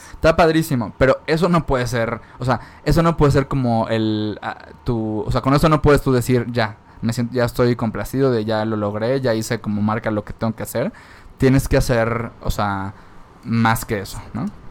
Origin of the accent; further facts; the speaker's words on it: Mérida, Yucatán, Mexico; en Mérida, yo soy de Mérida